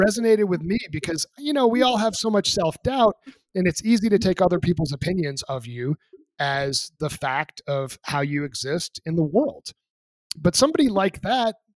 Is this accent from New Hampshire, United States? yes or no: yes; New Hampshire, United States; moved away as an adult; also born or lived in Boston area; now in Colorado, United States; the place I grew up in New Hampshire, lived there for 18